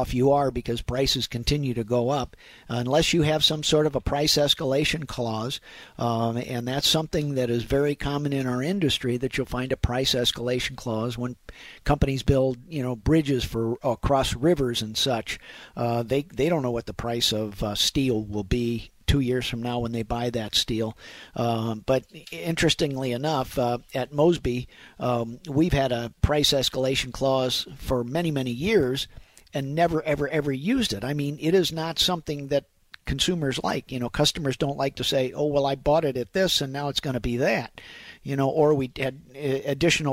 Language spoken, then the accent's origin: English; Afton, Missouri, United States; I grew up in Afton